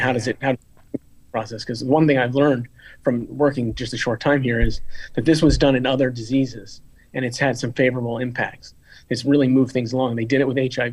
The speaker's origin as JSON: {"language": "English", "region": "Florida", "country": "United States", "said": "I, I come from Florida"}